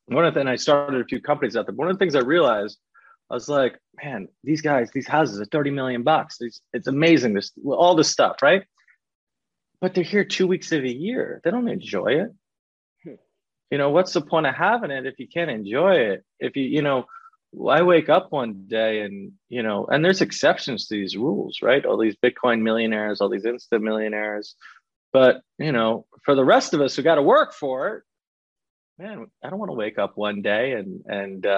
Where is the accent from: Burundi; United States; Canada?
United States; New York; accent: New York; I could talk with a New York accent because I'm from New York